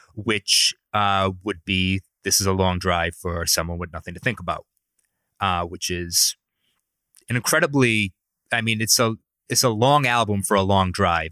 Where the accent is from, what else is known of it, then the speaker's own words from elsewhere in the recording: Providence, Rhode Island, United States; accent: Providence, Rhode Island; my accent, which is from Providence, Rhode Island